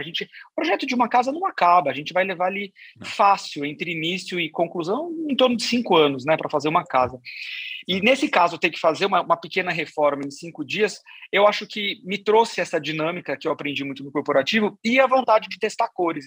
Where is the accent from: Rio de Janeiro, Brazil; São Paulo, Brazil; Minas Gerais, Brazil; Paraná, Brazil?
São Paulo, Brazil; Sorocaba; eu sou de Sorocaba, sou, sou, do interior